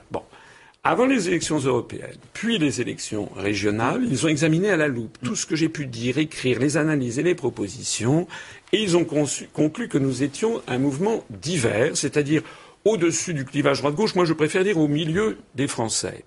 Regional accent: France; Moi, je suis français

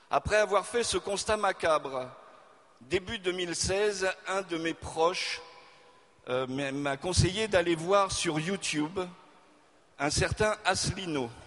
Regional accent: Auvergne-Rhône-Alpes, France; born or raised there; also born or lived in Hauts-de-France

